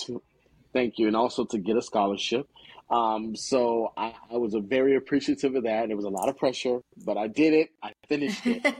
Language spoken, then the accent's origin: English; Gainesville, Florida, United States; also born or lived in Chicago; growing up in Florida